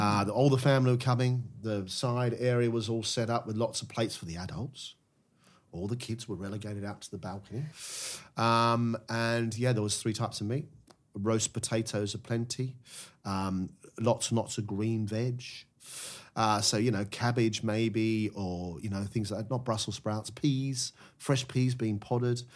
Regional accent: Melbourne, Victoria, Australia; moved away as an adult; now in United Kingdom; As an Aussie growing up

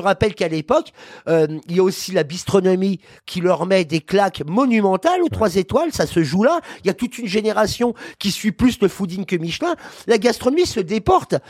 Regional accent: Paris, Île-de-France, France; Je suis parisien déjà par principe

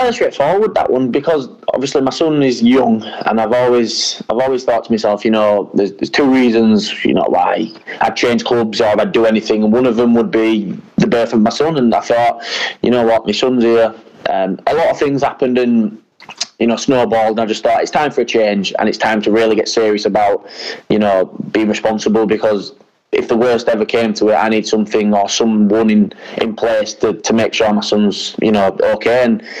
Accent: England, United Kingdom; Now, obviously, I'm also British and I'm English, and if that opportunity ever came about, I'd have to seriously consider that as well.

